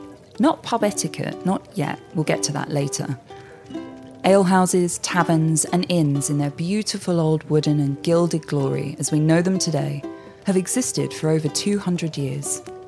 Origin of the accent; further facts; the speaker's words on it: St Albans, East of England, United Kingdom; Ye Olde Fighting Cocks in St Albans, my hometown